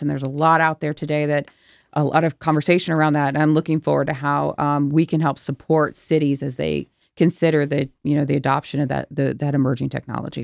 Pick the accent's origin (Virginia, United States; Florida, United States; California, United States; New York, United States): Virginia, United States; Virginia, my home state